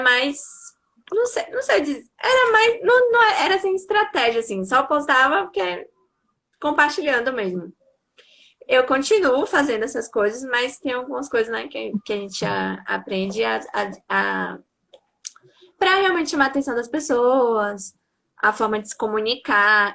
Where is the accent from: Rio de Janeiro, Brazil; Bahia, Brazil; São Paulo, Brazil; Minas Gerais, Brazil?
Bahia, Brazil; Santo Antônio de Jesus; also born or lived in Salvador; Eu sou de Santo Antônio de Jesus, que é uma cidade do interior da Bahia, mas estava morando até pouco tempo atrás